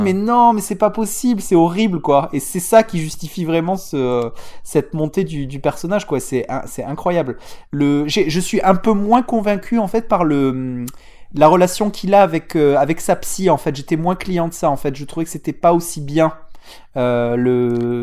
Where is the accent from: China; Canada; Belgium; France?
France; southern France; accent: southern; mon accent du sud